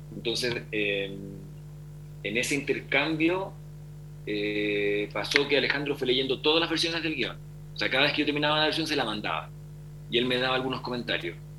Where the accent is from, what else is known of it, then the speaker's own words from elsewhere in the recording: Valdivia, Los Ríos, Chile; Valdivia, que es mi ciudad natal